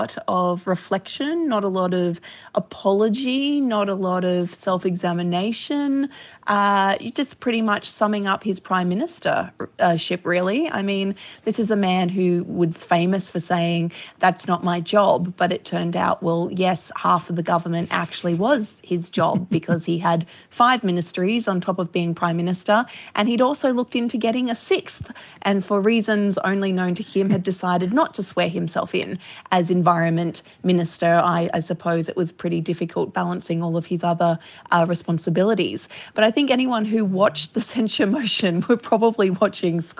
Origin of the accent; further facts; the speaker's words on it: Gold Coast, Queensland, Australia; I grew up on the Gold Coast